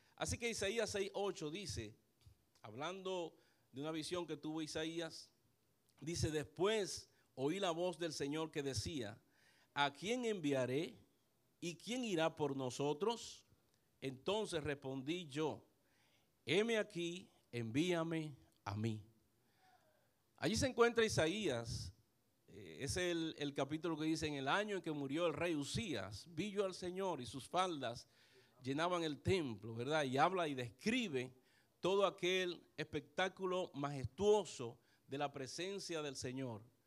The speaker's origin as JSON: {"language": "Spanish", "region": "San Pedro de Macorís", "country": "Dominican Republic", "tie": "born or raised there", "said": "aunque no nací en San Pedro de Macorís, pero llegué muy muchacho a San Pedro de Macorís."}